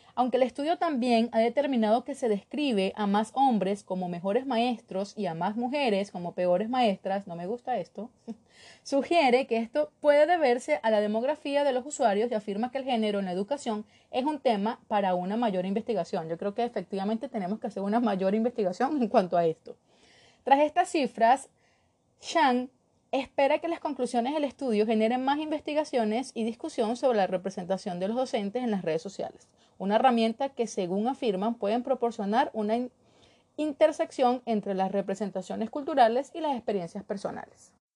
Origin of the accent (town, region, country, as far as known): Venezuela